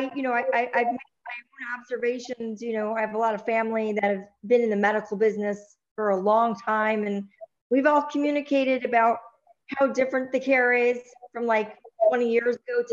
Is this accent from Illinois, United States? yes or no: yes; Chicago, Illinois, United States; moved away; I'm originally from Chicago